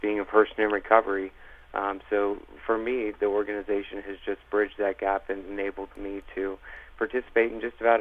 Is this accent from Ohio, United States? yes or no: yes; Cincinnati, Ohio, United States; also born or lived in Indianapolis; I'm a gay male living in the Cincinnati area, born and raised in Cincinnati, spent some time in Indianapolis as well